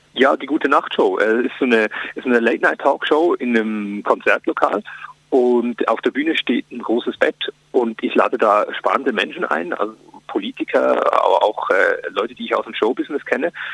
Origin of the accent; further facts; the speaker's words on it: Switzerland; now in Germany; das Leben als Schweizer in Deutschland